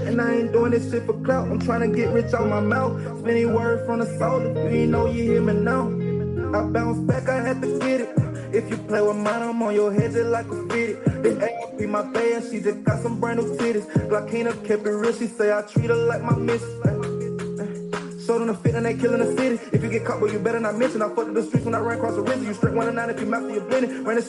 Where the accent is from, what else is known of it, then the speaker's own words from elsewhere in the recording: Anniston, Alabama, United States; I'm from Anniston, Alabama.